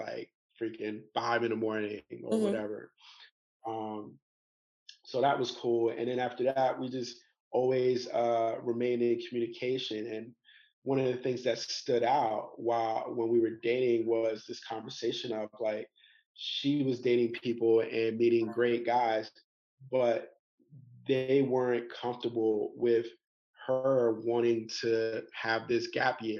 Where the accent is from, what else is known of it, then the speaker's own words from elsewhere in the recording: New York City, New York, United States; moved away as an adult; also born or lived in Atlanta; now in Bangkok, Thailand; I'm from New York City